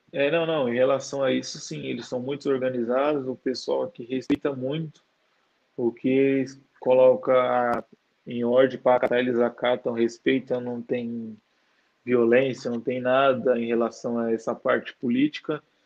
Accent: São Paulo, Brazil; moved away as an adult; also born or lived in Santa Catarina; now in Kuala Lumpur, Malaysia; eu nasci em São Paulo

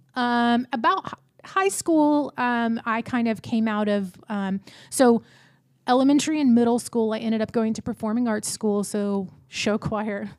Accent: Pattison, Texas, United States; I am from a little town outside of Houston called Pattison, Texas. That's a town of 300 people. Um, I grew up there from like the ages of four to 18.

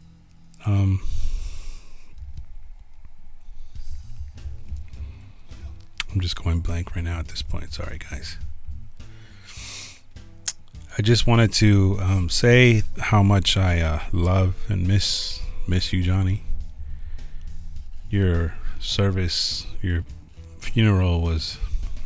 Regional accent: Los Angeles, California, United States; also born or lived in San Francisco; when we moved from San Francisco to Los Angeles, I was 8 years old

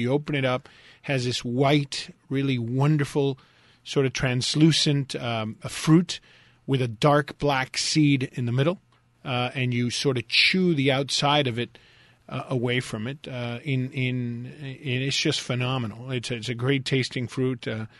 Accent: Westchester, Florida, United States; also born or lived in Key West, Florida; I grew up in Westchester and spent a huge part of my life there. So I know that area really well.

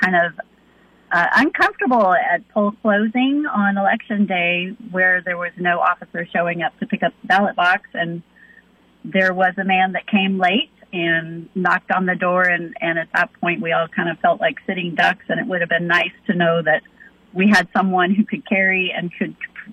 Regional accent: Spicewood, Texas, United States; I am from Spicewood, Texas

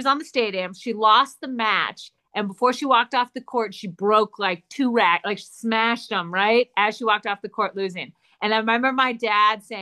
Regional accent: Wisconsin, United States; also born or lived in Minnesota; now in Arizona, United States; I was born in Minnesota, grew up in Wisconsin

